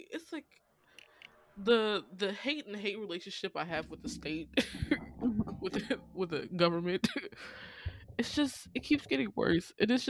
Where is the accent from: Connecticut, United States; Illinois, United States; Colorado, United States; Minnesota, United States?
Illinois, United States; now in Georgia, United States; That's my home state. It's a Republican state